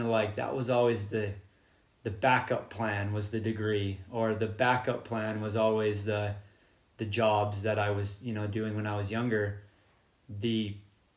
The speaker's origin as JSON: {"language": "English", "town": "St. George", "region": "Utah", "country": "United States", "tie": "born or raised there", "also_born_or_lived": "Boulder, Colorado", "lives_now": "Cedar City, United States", "said": "I grew up in St. George, Utah."}